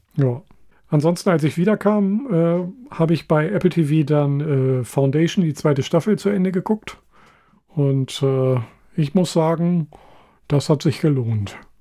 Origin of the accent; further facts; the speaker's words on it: Hanover, Lower Saxony, Germany; als Hannoveraner